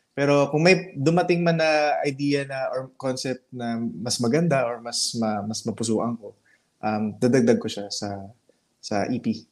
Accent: Butuan, Caraga, Philippines; also born or lived in Cebu; But I really I really grew up in Butuan. So I grew up in Butuan City

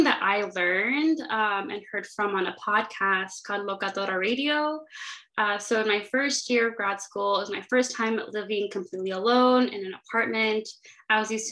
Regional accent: Inland Empire, Southern California, United States; moved away as an adult; also born or lived in Santa Barbara, United States; now in Chicago, United States; I am from Southern California, specifically the Inland Empire

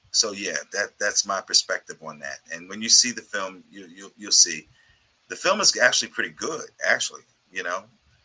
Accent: United States; I'm from America

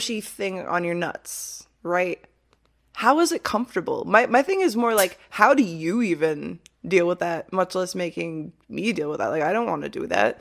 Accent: Midwest, United States; I grew up in the Midwest

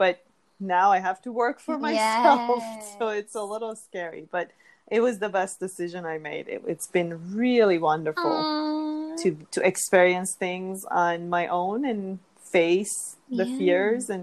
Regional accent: Iran; moved away; I'm originally from Iran, and the Persian people, who are the same as Iranian people, we really grow up with a very mindful food culture

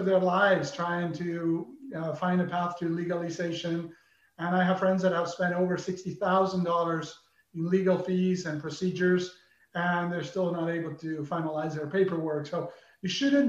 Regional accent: Argentina; moved away as an adult; now in United States; growing up in Argentina

